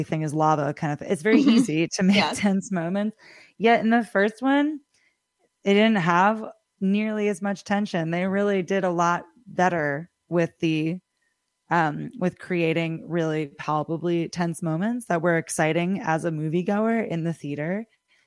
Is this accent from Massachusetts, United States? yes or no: no; Millerton, New York, United States; I grew up in Millerton and going to the movie house, and it's very dear to me